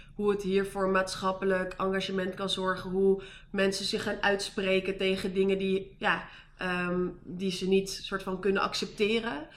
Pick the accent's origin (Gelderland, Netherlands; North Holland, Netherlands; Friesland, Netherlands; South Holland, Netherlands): North Holland, Netherlands; Amsterdam; moved away; also born or lived in Amersfoort / Utrecht; ik kom uit Amsterdam. Ik heb een hele tijd in Amersfoort gewoond.